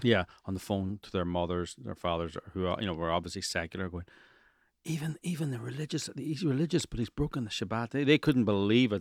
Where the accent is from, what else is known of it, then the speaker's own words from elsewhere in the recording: Ireland; now in Los Angeles, United States; I'm from Ireland